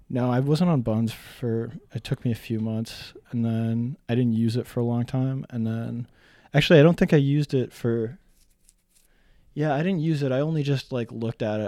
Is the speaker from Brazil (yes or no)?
no; North Bay, Ontario, Canada; I grew up in, mostly in North Bay, Ontario